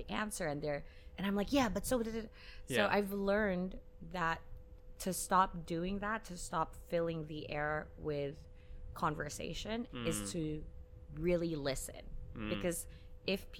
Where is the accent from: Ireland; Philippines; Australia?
Philippines; now in Hong Kong; being a Filipina in Hong Kong, I'm neither classed as a local nor an expat.